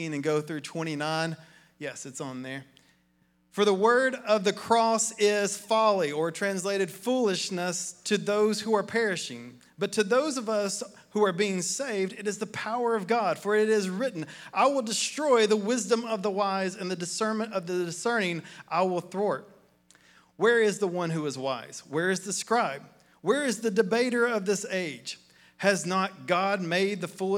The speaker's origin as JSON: {"language": "English", "town": "Athens", "region": "Tennessee", "country": "United States", "tie": "born or raised there", "said": "I grew up in Athens across the river, in McMinn County"}